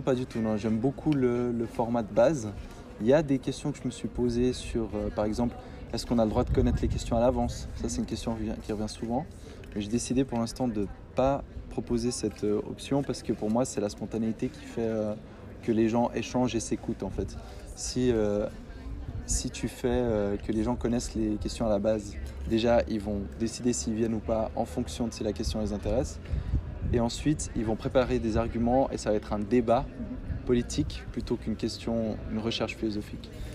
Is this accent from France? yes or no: no; Fribourg, Switzerland; je suis né à Fribourg, j'ai grandi ici.